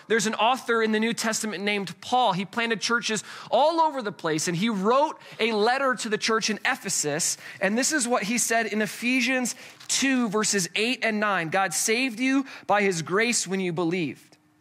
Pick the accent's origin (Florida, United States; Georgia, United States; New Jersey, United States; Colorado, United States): Colorado, United States; we're from Colorado